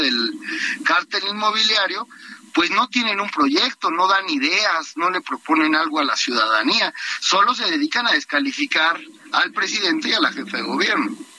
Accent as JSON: {"language": "Spanish", "country": "Mexico", "said": "yo tengo 34 años y como muchos mexicanos"}